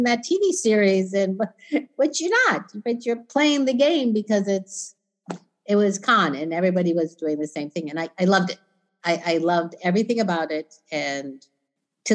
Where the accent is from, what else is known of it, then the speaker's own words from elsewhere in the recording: Orlando, Florida, United States; also born or lived in Kissimmee, Florida; I grew up in Orlando